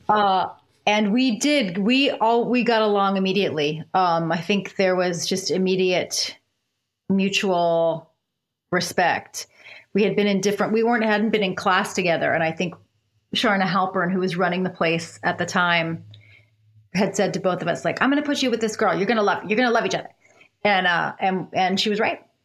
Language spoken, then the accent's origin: English; Upper Darby, Pennsylvania, United States; I was born in Upper Darby, Pennsylvania, which is a suburb of Philadelphia